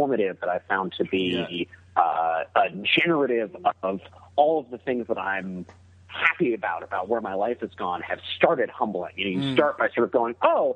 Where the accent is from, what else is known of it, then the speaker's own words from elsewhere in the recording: Seattle, Washington, United States; I grew up in Seattle